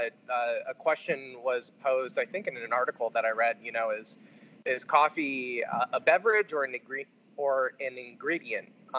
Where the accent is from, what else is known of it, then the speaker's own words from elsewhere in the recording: New Port Richey, Florida, United States; I grew up outside of Tampa in a very, very small suburb town called Newport Richey, Florida.